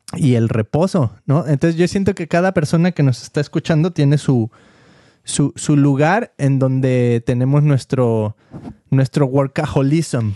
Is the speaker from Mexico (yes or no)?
yes; Mexico; now in United States; cuando nosotros crecimos en México